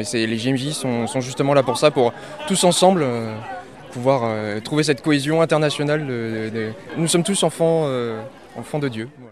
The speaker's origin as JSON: {"language": "French", "town": "Saint-Pée-sur-Nivelle", "region": "Nouvelle-Aquitaine", "country": "France", "said": "nous, on vient du, Pays Basque, euh, de, Saint-Pé précisément"}